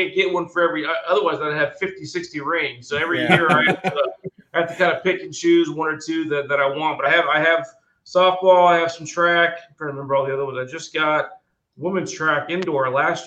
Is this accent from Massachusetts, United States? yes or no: no; Daytona Beach, Florida, United States; also born or lived in Durham, North Carolina / Baltimore, Maryland; I grew up in Daytona Beach, so I'm a fairly local kid.